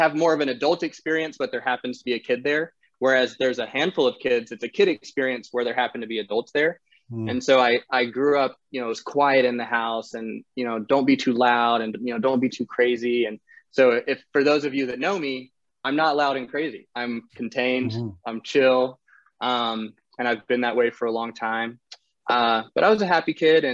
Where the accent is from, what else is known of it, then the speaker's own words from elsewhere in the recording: North Carolina, United States; also born or lived in Netherlands; now in Austin, United States; I was born in the Netherlands to a Dutch father and North Carolinian mother.